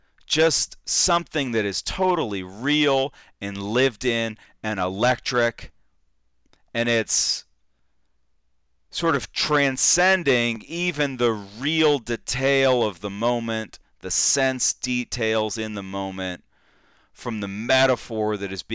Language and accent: English; Texas, United States; You know, I go over there, I'm from Texas, I got cowboy boots on, the hat, the whole deal.